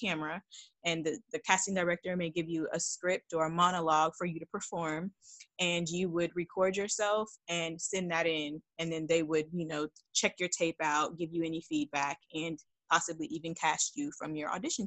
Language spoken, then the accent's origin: English; Dallas, Texas, United States; I'm from Dallas, Texas